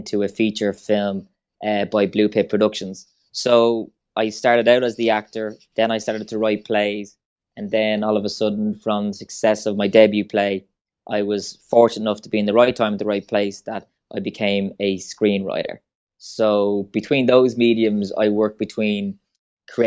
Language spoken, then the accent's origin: English; Swords, Leinster, Ireland; I'm from Swords, originally Fingal in County Dublin.